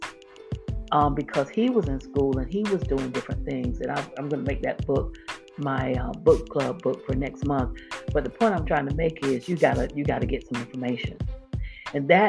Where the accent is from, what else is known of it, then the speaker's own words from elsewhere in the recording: Florida, United States; I grew up in Florida, and I started elementary school in the late 60s